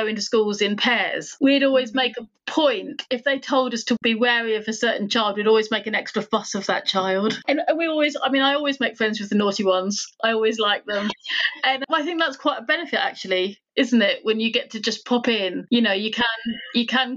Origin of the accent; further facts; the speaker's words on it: United Kingdom; now in West Sussex, United Kingdom; I'm British Indian.